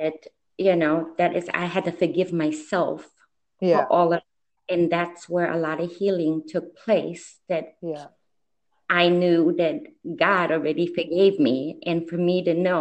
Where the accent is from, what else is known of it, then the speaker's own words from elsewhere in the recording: Germany; moved away as an adult; now in United States; I was born and raised in Germany